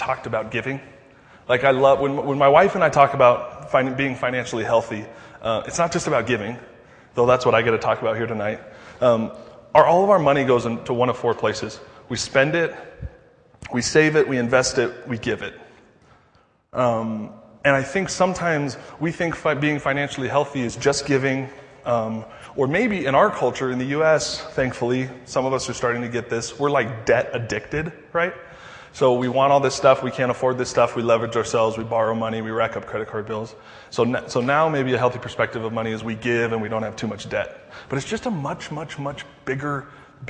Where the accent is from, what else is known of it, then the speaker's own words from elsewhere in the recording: Denver, Colorado, United States; I'm from Denver